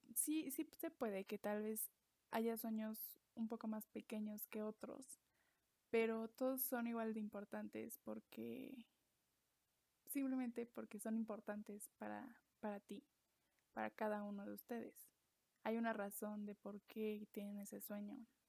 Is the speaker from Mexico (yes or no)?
yes; Mexico; soy mexicana, vivo en México